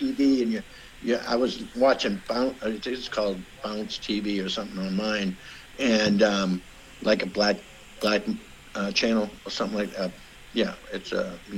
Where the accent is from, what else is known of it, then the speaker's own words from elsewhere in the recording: Boston, Massachusetts, United States; moved away as an adult; also born or lived in Charlestown, Massachusetts; now in New Washington, Indiana, United States; I was raised in Boston. I was raised in the streets.